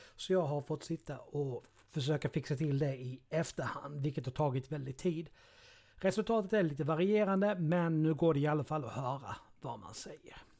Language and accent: Swedish; Karlshamn, Blekinge, Sweden; 4 kilometer utanför eh, Karlshamn där jag växte upp.